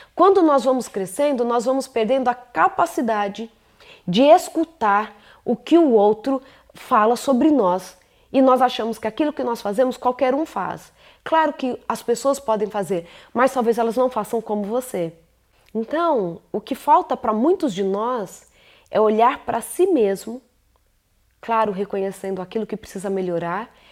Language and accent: Portuguese; São Paulo, Brazil; moved away; Agora chegamos a São Paulo, terra onde eu nasci, Morumbi, lugar lindo. Saudade desse lugar, viu? Lugar onde eu nasci, me acolheu, onde eu estudei